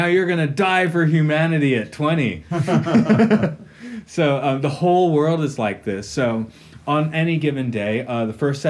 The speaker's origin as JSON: {"language": "English", "country": "United States", "moved": "as an adult", "said": "I'm an American. Looking at America from the outside for 10 years"}